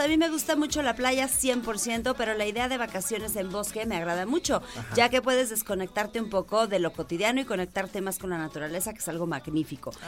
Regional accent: Mexico; somos nosotros los mexicanos

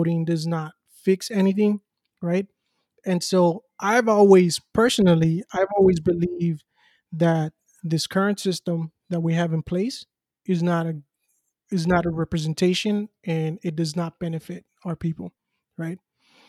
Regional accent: Los Angeles, California, United States; growing up in South Central

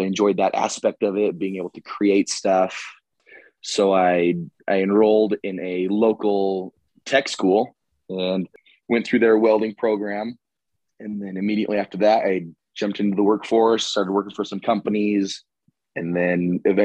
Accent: Utah, United States; I am born and raised in Utah

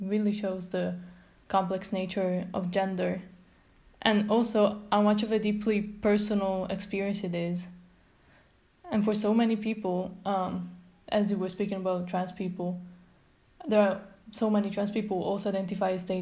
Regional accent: Italy; moved away; I'm from Italy

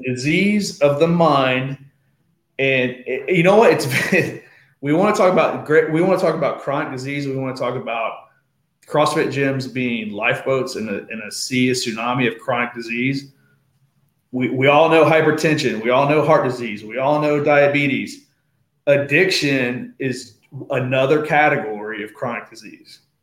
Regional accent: Portsmouth, Ohio, United States; I'm born and raised in Portsmouth, was gone for college and the military, and came back home

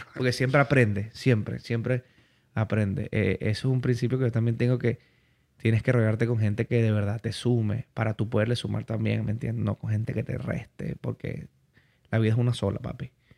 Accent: Barinas, Venezuela; moved away; yo vengo de Barinas, yo vengo de la región llanera.

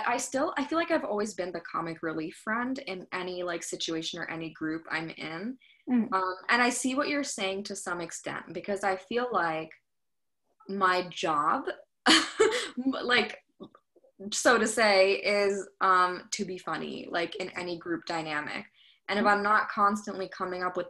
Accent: suburbs of New York City, United States; I'm from the suburbs of New York City, so it's not that white, but I mean, I was in like, you know, the AP classes and stuff, and most of my peers were white

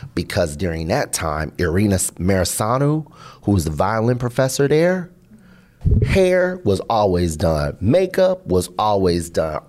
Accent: Seattle, Washington, United States; also born or lived in Boston; I'm from Seattle

